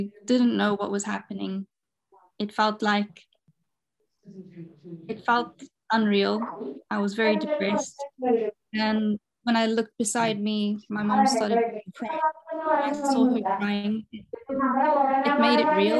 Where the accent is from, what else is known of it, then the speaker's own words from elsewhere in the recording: Zimbabwe; moved away as an adult; now in Portugal; I'm from Zimbabwe and I moved to Portugal 3 years ago